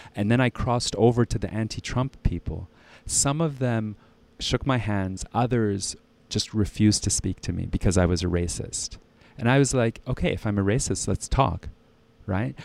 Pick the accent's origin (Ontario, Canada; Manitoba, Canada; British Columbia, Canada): Ontario, Canada; Ottawa; also born or lived in Halifax; now in Switzerland; I was born in Halifax, raised in Ottawa, and, uh, I currently live in Switzerland